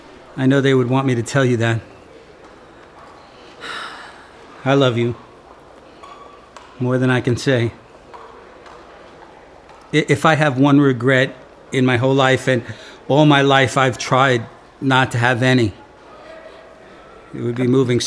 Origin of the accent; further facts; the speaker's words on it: Wayne, New Jersey, United States; No. No, no, that was us. We grew up in Wayne, New Jersey. We lived in a townhouse, or at least that's what we called it. It was really a row house.